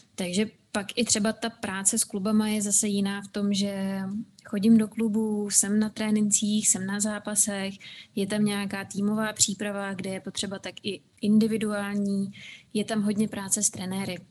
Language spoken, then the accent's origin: Czech; Czechia; also born or lived in United States / Scotland; u nás v Čechách